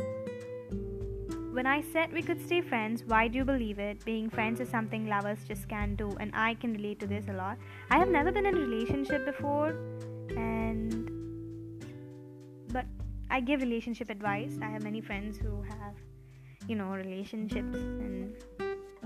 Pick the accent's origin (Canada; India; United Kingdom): India; I'm from India, and I'm 17 years old.